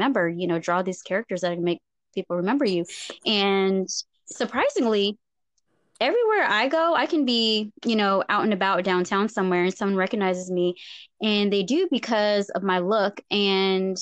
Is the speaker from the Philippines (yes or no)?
yes; Philippines; moved away; I grew up around boys in the Philippines